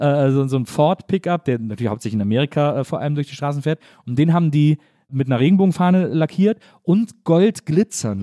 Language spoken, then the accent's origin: German; Wesseling, North Rhine-Westphalia, Germany; also born or lived in Cologne